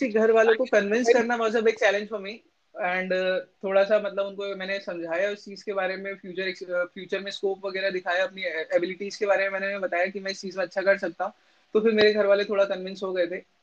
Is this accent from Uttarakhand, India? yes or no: yes; Bhowali, Uttarakhand, India; moved away as an adult; also born or lived in Bhimtal; now in Lucknow, India; my home town is in Bhowali Nainital